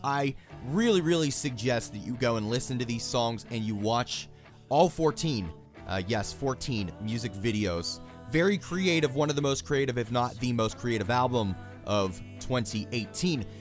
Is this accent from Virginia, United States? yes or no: no; Pittsburgh, Pennsylvania, United States; Pittsburgh, by the way, which is my hometown